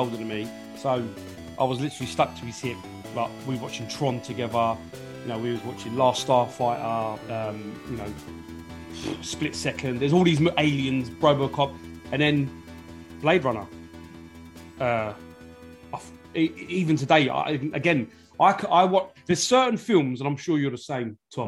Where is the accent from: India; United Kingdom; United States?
United Kingdom; London; I'm from North London, Islington